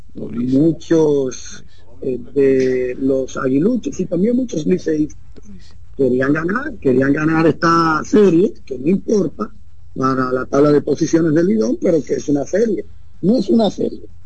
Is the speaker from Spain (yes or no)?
no; Dominican Republic; somos dominicanos